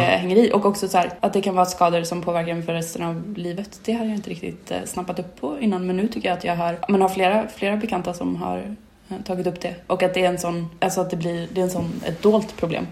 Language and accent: Swedish; Sweden; där jag är uppvuxen, uh, lite mer ute på vischan, i liksom svenska landsbygden